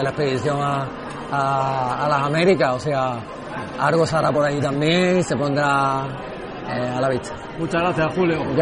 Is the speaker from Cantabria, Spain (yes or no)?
no; Barbate, Andalusia, Spain; yo soy de Barbate, para empezar, es un pueblo que estamos a unos kilómetros de Cádiz.